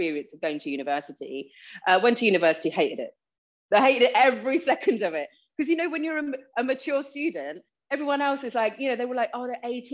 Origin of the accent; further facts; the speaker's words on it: Gravesend, South East England, United Kingdom; also born or lived in Leeds; I was born in Leeds and then moved down south to Gravesend when I was about four. So that's why I don't have the accent.